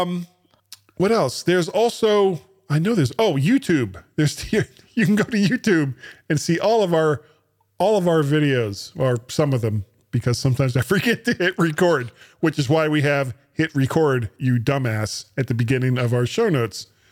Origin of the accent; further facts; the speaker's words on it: United States; being an American, the only language I speak is American English.